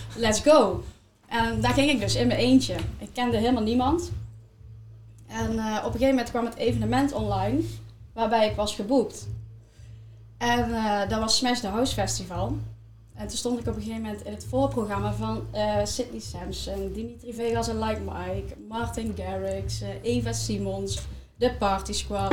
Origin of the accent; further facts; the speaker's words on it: Eindhoven, North Brabant, Netherlands; wij komen uit Eindhoven